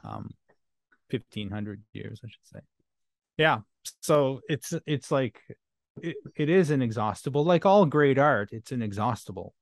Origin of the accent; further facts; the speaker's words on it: Canada; first language French; English is a second language; I'm French Canadian